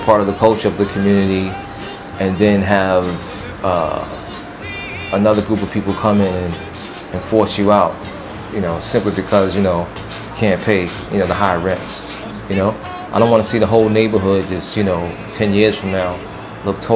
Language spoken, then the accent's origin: English; New York City, New York, United States; I was born in Harlem, lived here for most of my life